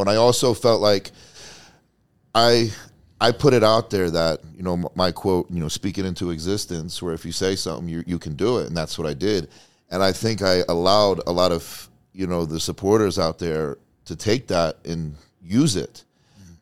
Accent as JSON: {"language": "English", "region": "New Jersey", "country": "United States", "also_born_or_lived": "Tampa, Florida", "moved": "yes", "lives_now": "Las Vegas, United States", "said": "I'm from Jersey"}